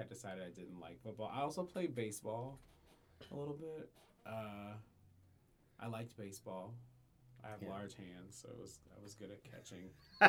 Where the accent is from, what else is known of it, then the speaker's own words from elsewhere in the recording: New Jersey, United States; So I grew up in New Jersey on the shore.